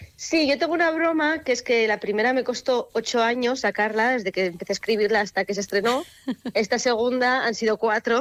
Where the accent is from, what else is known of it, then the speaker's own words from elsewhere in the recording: Artajona, Navarre, Spain; las procesiones de mi pueblo de, pues de cuando era pequeña